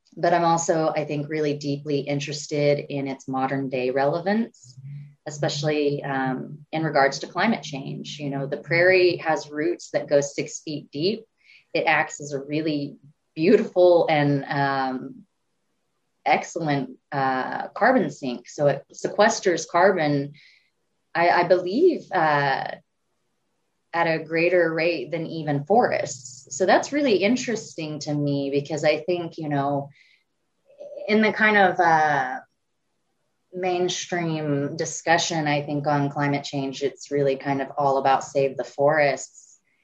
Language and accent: English; Pawhuska, Oklahoma, United States; also born or lived in Tulsa, Oklahoma; I come from Pawhuska, Oklahoma, originally, actually, even though I say Tulsa a lot